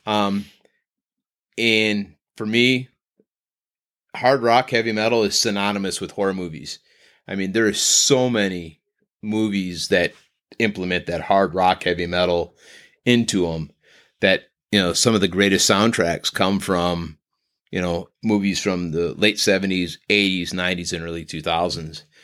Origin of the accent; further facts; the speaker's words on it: Northern Ohio, United States; we are from Northern Ohio